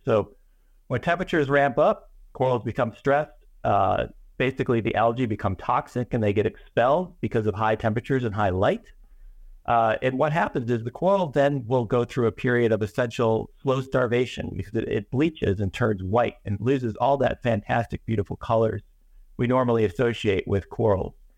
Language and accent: English; Chicago, Illinois, United States; moved away; also born or lived in Miami; when I was a kid, I grew up in Chicago, Illinois